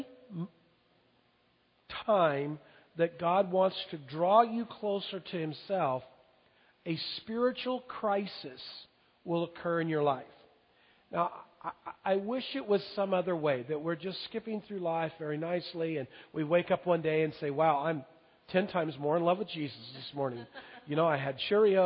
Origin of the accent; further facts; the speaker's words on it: Longview, United States; I was raised in Longview